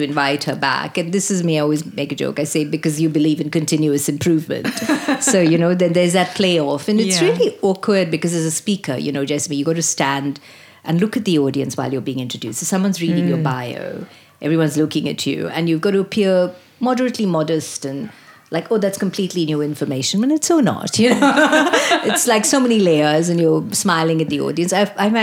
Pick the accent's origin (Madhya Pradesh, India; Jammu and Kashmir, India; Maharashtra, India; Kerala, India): Maharashtra, India; Mumbai; moved away as an adult; now in Australia; I grew up in Bombay, India